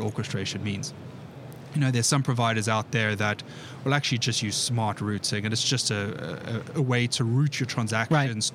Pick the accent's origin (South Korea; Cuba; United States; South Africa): South Africa; moved away as an adult; now in United Kingdom; I'm originally from South Africa, uh, born and bred there, moved over to the UK 11 years ago.